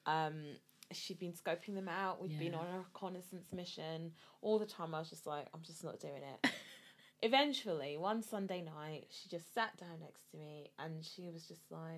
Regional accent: Glasgow, Scotland, United Kingdom; moved away as an adult; now in London, United Kingdom; I'm from Scotland, but from Glasgow, but moved to London to go to uni

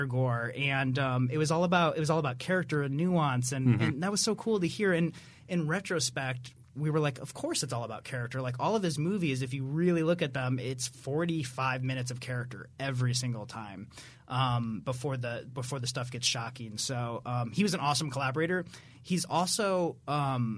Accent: Iowa, United States; growing up in Iowa, we're from the Midwest

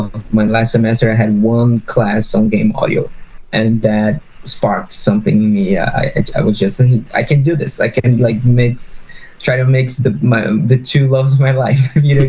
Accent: São Paulo, Brazil; moved away as an adult; now in Vancouver, Canada; I'm based in Vancouver, Canada now, but I'm originally from Brazil, São Paulo, Brazil

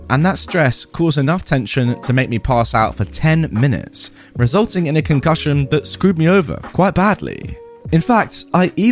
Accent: Texas, United States; Now, I'm a Texan raised, military family grown.

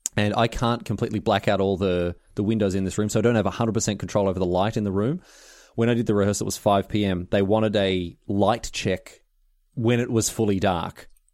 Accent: Australia; now in United Kingdom; I'm Australian

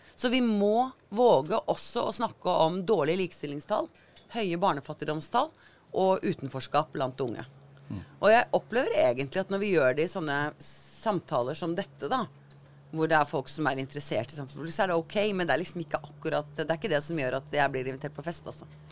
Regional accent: Agder, Norway; moved away as an adult; also born or lived in Oslo; jeg flytta jo fra Agder for 40 år siden

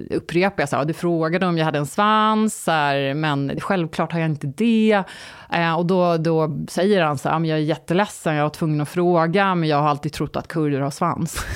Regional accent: Sweden; ja, jag är från Sverige, men som ni ser så är jag inte blond och blåögd. Alla bara ha ha ha. Och så eh, säger jag då att jag är halvkurd och halvturk.

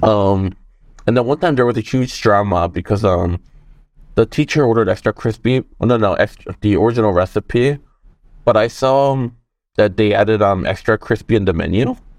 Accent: South Korea; moved away; growing up in Korea, I think I was, like, in second or first grade.

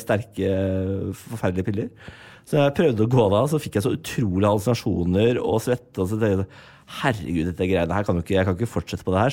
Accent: Moss, Østfold, Norway; Jeg er fra Moss

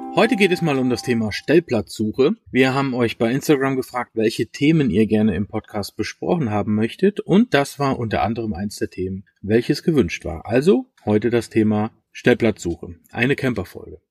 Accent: Germany; bei uns in Deutschland

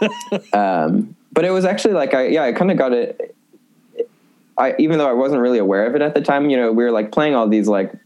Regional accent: Buffalo Grove, Illinois, United States; I'm from Buffalo Grove

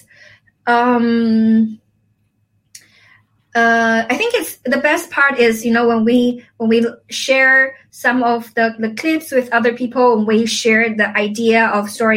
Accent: a village near Xiamen, Fujian, China; moved away; my hometown, it's not Xiamen, actually, it's my village.

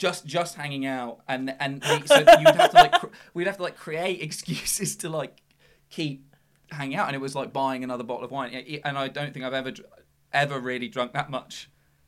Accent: Worthing, South East England, United Kingdom; also born or lived in Brighton; we all grew up in like Worthing, which is a BN postcode, which is like a Brighton postcode.

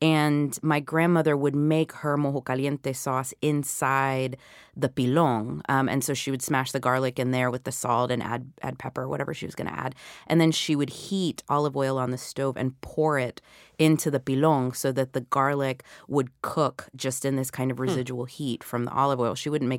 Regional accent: the South, United States; the kind of food that I was eating growing up in the South.

